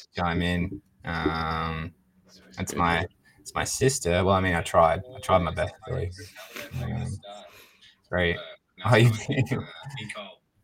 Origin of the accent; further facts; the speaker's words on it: Australia; now in Vancouver, Canada; Billy and I, we're Australian. I'm living in Vancouver for now.